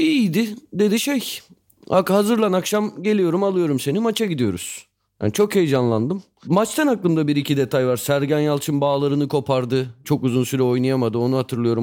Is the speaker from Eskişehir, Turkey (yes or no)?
no; Istanbul, Turkey; Sarıyer'de büyümüştüm.